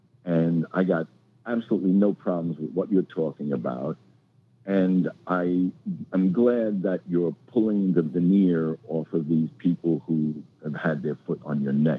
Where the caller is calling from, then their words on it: New York, United States; I'm calling from the Bronx.